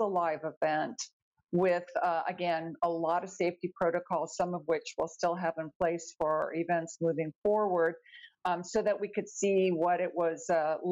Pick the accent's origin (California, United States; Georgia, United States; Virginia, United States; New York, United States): California, United States; I grew up in California